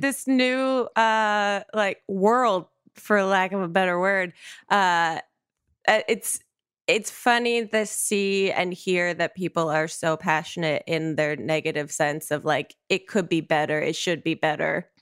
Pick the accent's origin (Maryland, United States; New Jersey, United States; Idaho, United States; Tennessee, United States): New Jersey, United States; also born or lived in New York; I'm from New Jersey originally, so I went to college in New Jersey